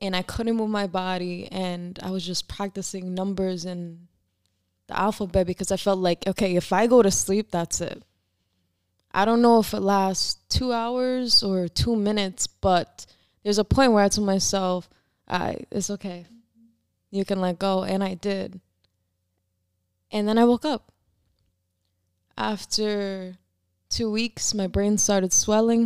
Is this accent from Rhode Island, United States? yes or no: yes; Providence, Rhode Island, United States; born and raised in Providence, Rhode Island